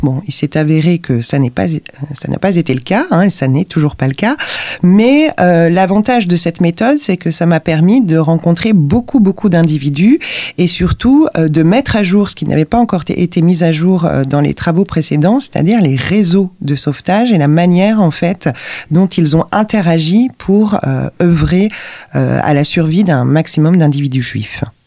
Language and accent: French; Lyon, Auvergne-Rhône-Alpes, France; je suis originaire de Lyon